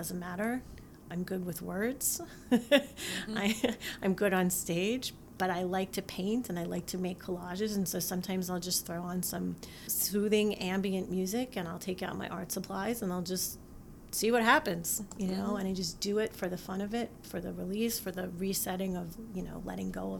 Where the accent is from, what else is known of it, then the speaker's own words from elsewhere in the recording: East Coast, United States; also born or lived in Utah; now in Michigan, United States; I grew up on the East Coast